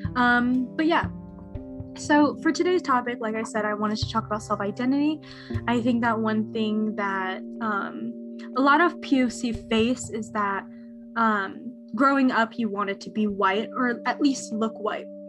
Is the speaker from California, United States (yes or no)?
yes; Bay Area, California, United States; I'm from the Bay Area